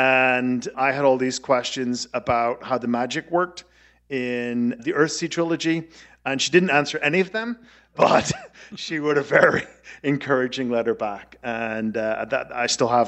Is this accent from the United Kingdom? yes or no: yes; Belfast, Northern Ireland, United Kingdom; moved away as an adult; also born or lived in New York City; I says, I'm from Belfast.